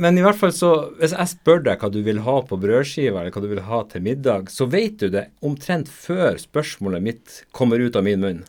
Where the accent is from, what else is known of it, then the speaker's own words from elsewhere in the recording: Nordland, Norway; jeg er nordlending, og jeg er helt nordlending da. Så eh, begge mine foreldre kommer fra Nordland fylke.